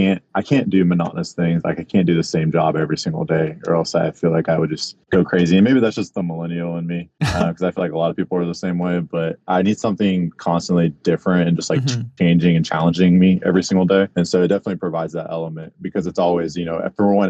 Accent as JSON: {"language": "English", "area": "small town north of Houston", "region": "Texas", "country": "United States", "lives_now": "Houston, United States", "said": "I'm actually from like a small town about an hour north of Houston. It's called Splendor, Texas."}